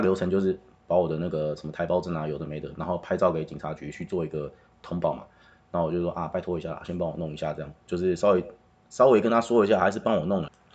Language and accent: Chinese; Taiwan; 因为我是台湾人